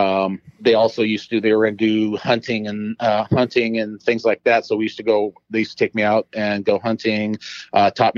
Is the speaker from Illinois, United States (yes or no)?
no; Placerville, California, United States; moved away as an adult; also born or lived in Salt Lake City, Utah / Las Vegas, Nevada / Sacramento area, California; now in Utah, United States; I grew up and did the rest of my growing up in El Dorado County.